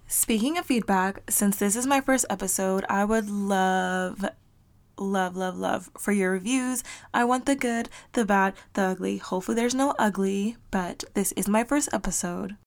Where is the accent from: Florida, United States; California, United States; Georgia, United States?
Florida, United States; South; moved away; I am from South Florida and in Miami, you don't talk to people